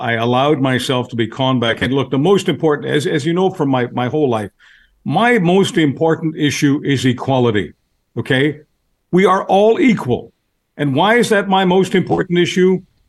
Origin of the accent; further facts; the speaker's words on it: Canada; I am a citizen. I'm a Canadian citizen. The article that I'm most proud of is my Canadian passport.